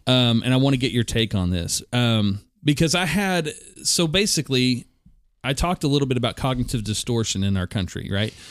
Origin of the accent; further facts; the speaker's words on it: Oklahoma City, Oklahoma, United States; I was raised in South Oklahoma City